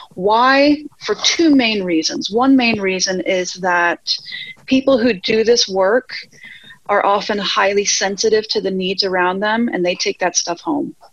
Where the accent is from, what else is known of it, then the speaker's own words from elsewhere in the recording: Virginia, United States; moved away as an adult; also born or lived in Norwich, Connecticut / Georgia; now in Spain; we moved to Virginia, which is really where I was raised.